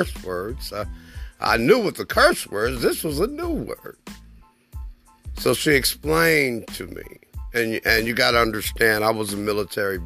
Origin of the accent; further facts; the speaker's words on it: Oklahoma City, Oklahoma, United States; also born or lived in West Germany; I grew up in Oklahoma City, Oklahoma, and I graduated from one of the oldest historical black high schools in Oklahoma